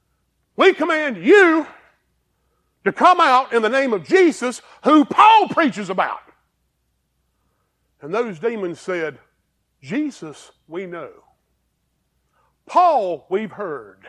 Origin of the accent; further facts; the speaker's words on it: Greer, South Carolina, United States; also born or lived in Pennsylvania / Campbell; I went to Greer High School. I was on the 5-year plan. I'm from Greer, live in Campbell, lived in Pennsylvania